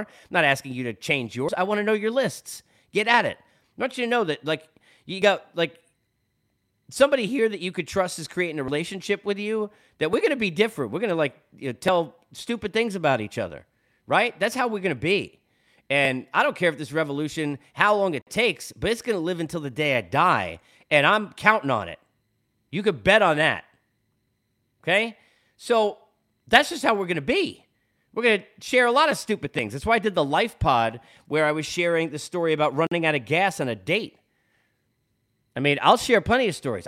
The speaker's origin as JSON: {"language": "English", "region": "New York", "country": "United States", "tie": "born or raised there", "said": "being in New York and growing up in New York my whole life"}